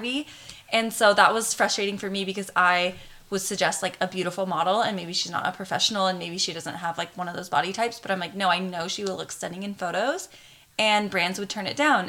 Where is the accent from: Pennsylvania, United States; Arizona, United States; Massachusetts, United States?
Arizona, United States; moved away as an adult; also born or lived in Hawaii; now in California, United States; I've lived in Hawaii for the last six years, but I'm originally from Arizona and that's where all of our family pretty much still is